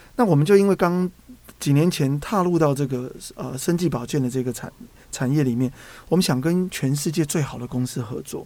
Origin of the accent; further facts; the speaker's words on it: Taipei, Taiwan; also born or lived in Tainan; 我记得我那时候在台南工作，是台北人